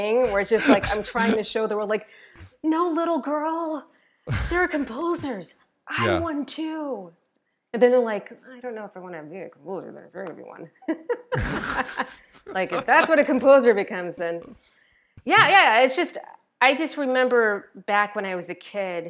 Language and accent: English; Denver, Colorado, United States; I went to Denver School of the Arts because I'm originally from Denver, Colorado.